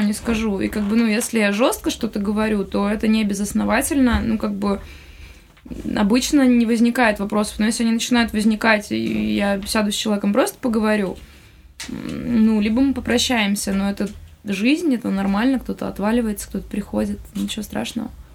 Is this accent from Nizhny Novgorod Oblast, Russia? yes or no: no; Khabarovsk, Khabarovsk Krai, Russia; moved away; also born or lived in Moscow; Я, в смысле, из Хабаровска.